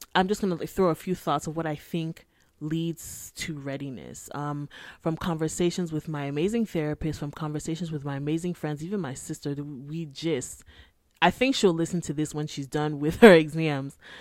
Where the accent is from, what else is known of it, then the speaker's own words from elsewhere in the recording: Nigeria; I'm Nigerian. I live in my parents' house.